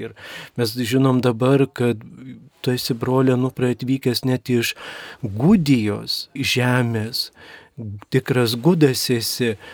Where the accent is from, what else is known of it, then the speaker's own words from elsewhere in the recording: Mažeikiai, Telšiai County, Lithuania; moved away; also born or lived in Skuodas; aš pats esu žemaitis iš kelimo nuskuodų, bet užaugęs mažiekiuose, mano tėvai ten gyvena.